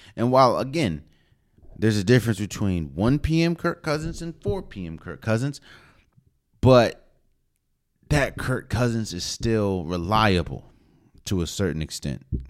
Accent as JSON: {"language": "English", "region": "Maryland area", "country": "United States", "said": "I lived, or I'm from the Maryland area, D M V area"}